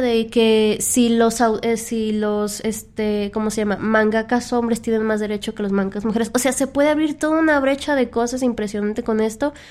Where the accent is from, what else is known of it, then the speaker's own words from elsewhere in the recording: Mexico; en nuestra cultura, al menos como mexicanos